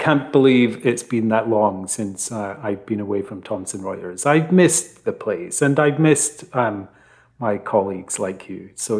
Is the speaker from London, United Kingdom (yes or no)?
no; Scotland, United Kingdom; They're local to me where I grew up in Fife.